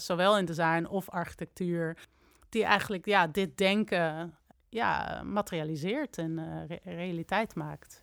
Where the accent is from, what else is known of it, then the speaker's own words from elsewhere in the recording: Amsterdam, North Holland, Netherlands; also born or lived in Delft; En ik ben in Amsterdam opgegroeid